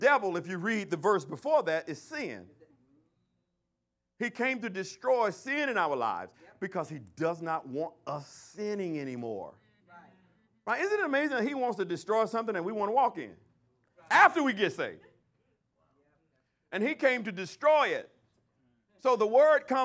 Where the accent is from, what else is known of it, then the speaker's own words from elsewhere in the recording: Alabama, United States; in Alabama, they call it shacking. I don't know what y'all call it in your hometown, but in my hometown, they call it shacking